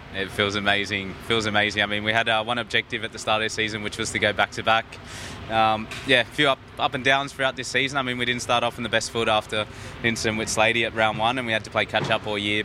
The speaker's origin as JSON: {"language": "English", "country": "Australia", "tie": "born or raised there", "said": "here in my home country"}